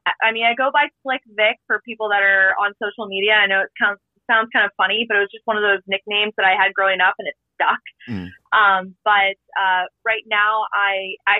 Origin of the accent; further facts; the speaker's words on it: Canfield, Ohio, United States; I'm from Ohio, Canfield, Ohio, like near Youngstown area